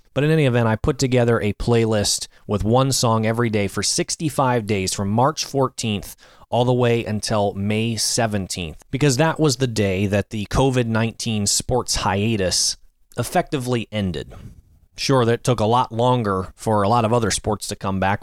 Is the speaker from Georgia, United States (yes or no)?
no; Annandale, Virginia, United States; my hometown of Annandale, Virginia